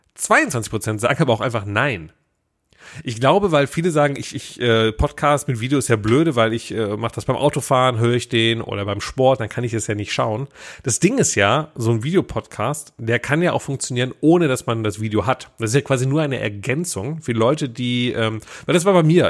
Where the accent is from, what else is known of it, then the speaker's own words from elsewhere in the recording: Willich, North Rhine-Westphalia, Germany; ich war bei uns in meinem Heimatdorf, ne? ich komme ja aus, aus äh, Willig, Schiefbahn. Das ist ja quasi äh, zwischen Mönchengladbach, Krefeld, Düsseldorf